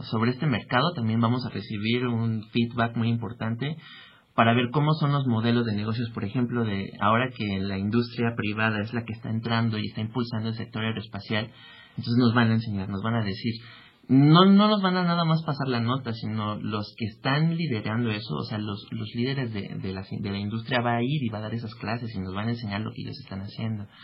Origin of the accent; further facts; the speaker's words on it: Mexico; somos cinco mexicanos